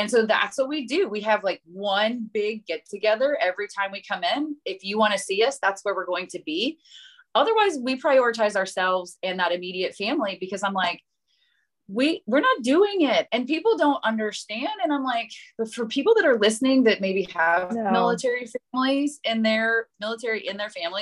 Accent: Oklahoma, United States; moved away as an adult; we're from Oklahoma originally

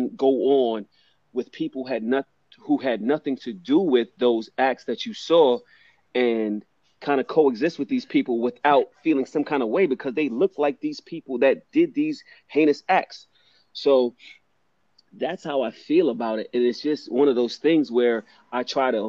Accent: New York, United States; I'm from New York.

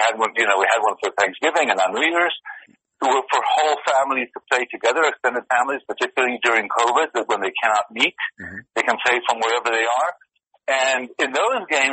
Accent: Israel; moved away; we're from Israel

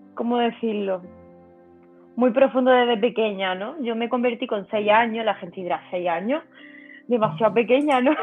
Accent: southern Spain, Spain; moved away as an adult; now in Córdoba, Spain; yo soy del, para que me entendáis, del sur de España, pero yo vivía en, otra, en otra ciudad diferente.

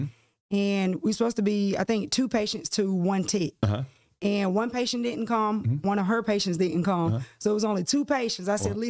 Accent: Haddock, Georgia, United States; She was born and raised in Haddock, Georgia. It's kind of close to Milledgeville, mm-hmm. about 25 minutes away. Mm-hmm. Country living. I am a country girl at heart.

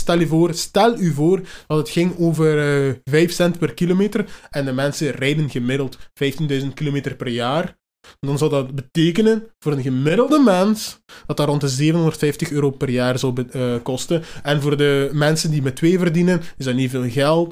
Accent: Hasselt, Flanders, Belgium; ik ben van Hasselt, we zijn in Limburg.

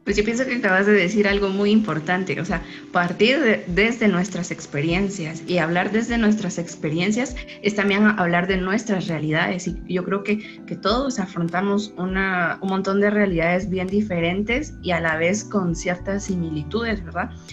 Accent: San Pedro Sacatepéquez, San Marcos, Guatemala; soy originaria de San Pedro, Zacatepeque, San Marcos

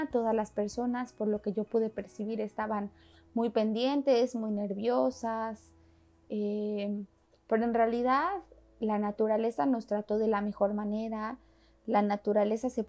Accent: Mexico City, Mexico; Yo como chilanga estoy acostumbrada a que en la Ciudad de México pues he vivido diferentes temblores

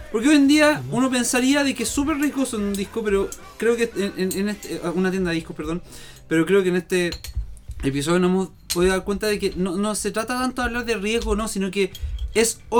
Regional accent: Puerto Varas, Los Lagos, Chile; yo soy de Puerto Varas

